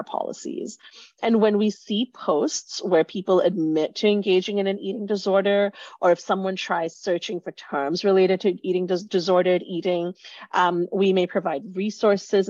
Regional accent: Singapore; moved away; I grew up in Singapore, have lived in a number of different countries since.

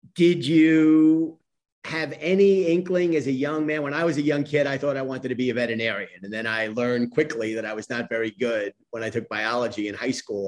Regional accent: New York City, New York, United States; I grew up in Queens. My family's from Brooklyn.

